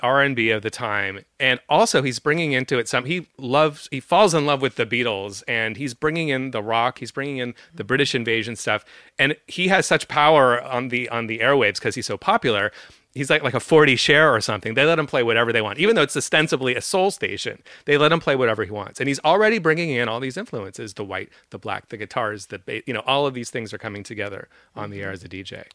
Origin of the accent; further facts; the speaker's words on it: San Francisco, California, United States; I'm from San Francisco. We're both from the Bay Area